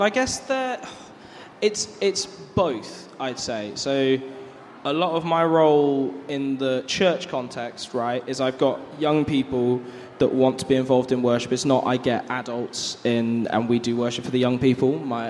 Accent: Bourne End, South East England, United Kingdom; now in Bath, United Kingdom; I'm originally from Community Church Bourne End. The irony, right? I have my mum and dad here.

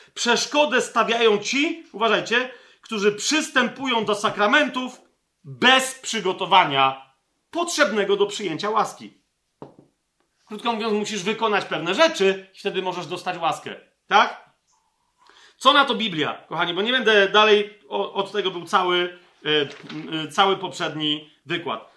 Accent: Poland; Ja, jako Polak, jako Polka

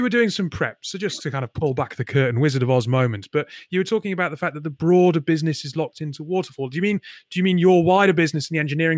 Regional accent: Newcastle upon Tyne, North East England, United Kingdom; moved away; I'm from Newcastle originally

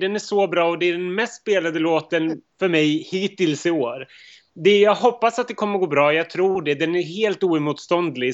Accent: Upplands Väsby, Stockholm County, Sweden; also born or lived in Montenegro; även jag kommer från Upplands Väsby

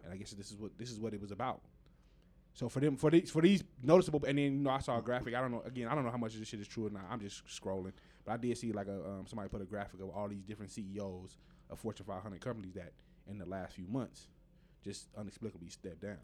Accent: United States; We as Americans

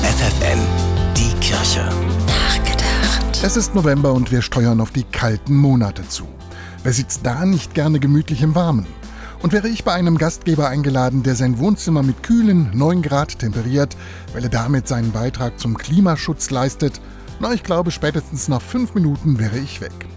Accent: Lower Saxony, Germany; bei uns in Niedersachsen

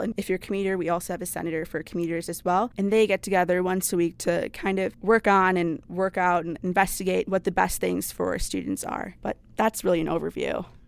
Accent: Brookfield, Wisconsin, United States; I'm from Brookfield, Wisconsin.

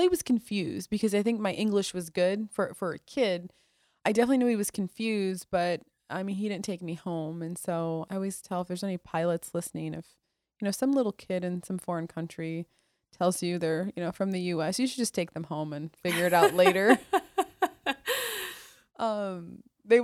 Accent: Iraq; now in United States; Yeah, that's what my life became growing up in the Middle East. I think too, not having freedom.

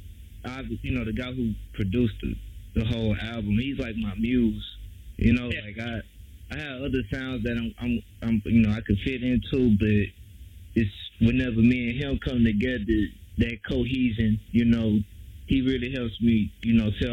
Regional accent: Houston, Texas, United States; I'm from Houston, born and raised

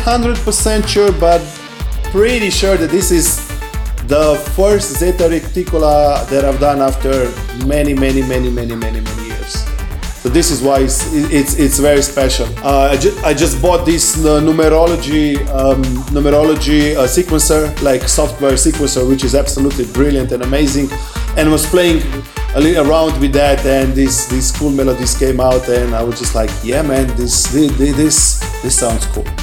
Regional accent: Slovenia; English is a second language

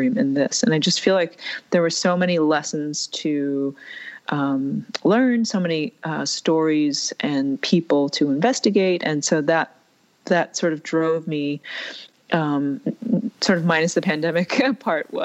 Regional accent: New York, United States; my brother and I grew up in New York

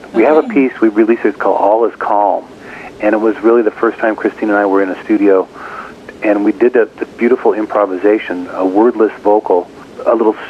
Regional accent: Seattle, Washington, United States; moved away; my hometown in Seattle

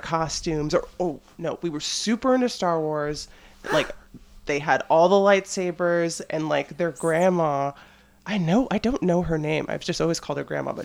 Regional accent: New York, United States; moved away; also born or lived in Georgia; I grew up in New York and then I moved to Georgia.

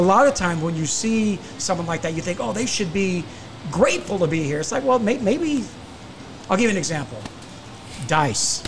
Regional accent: South Carolina, United States; born or raised there; moved away; also born or lived in California

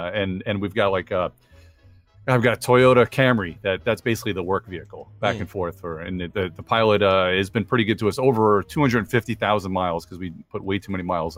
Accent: Long Island, New York, United States; now in North Carolina, United States; You know, I'm a Yankee anyway. I'm from Long Island.

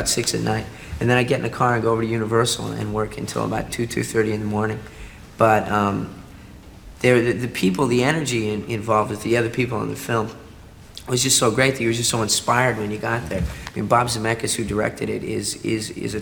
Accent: Vancouver, British Columbia, Canada

